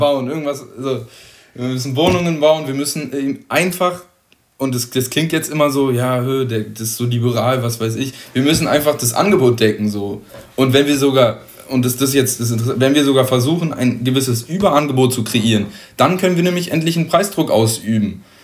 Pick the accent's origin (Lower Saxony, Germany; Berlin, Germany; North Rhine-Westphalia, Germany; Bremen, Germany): Berlin, Germany; als Berliner